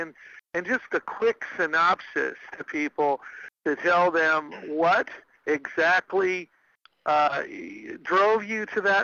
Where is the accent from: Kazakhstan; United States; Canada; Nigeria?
United States; a lot of us as American that are Christians